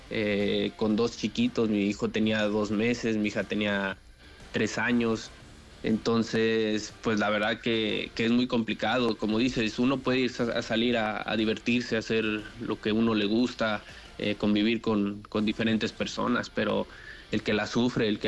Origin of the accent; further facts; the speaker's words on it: Mexico; y soy el único mexicano